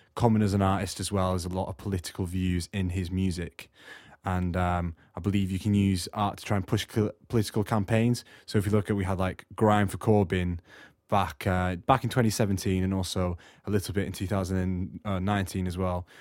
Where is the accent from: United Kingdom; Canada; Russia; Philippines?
United Kingdom; Morecambe, North West England; moved away as an adult; also born or lived in Australia; now in South Wales, United Kingdom; I'm originally from Australia, but uh, I lived in the northwest in a seaside, ta- seaside town called Morecambe, for um, the last sort of eight years of my life growing up before I came down to South Wales.